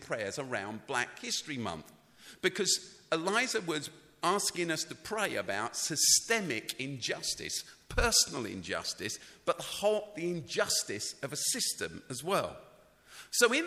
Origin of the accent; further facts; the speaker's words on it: London, United Kingdom; I grew up in London. I grew up in the city.